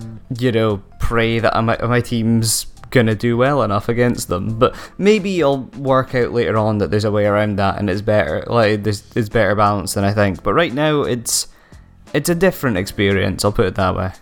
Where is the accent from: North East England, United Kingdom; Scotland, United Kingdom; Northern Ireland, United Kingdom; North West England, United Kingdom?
Scotland, United Kingdom; Aberdeen; accent: Doric; Five Game Studios based in Aberdeen, my hometown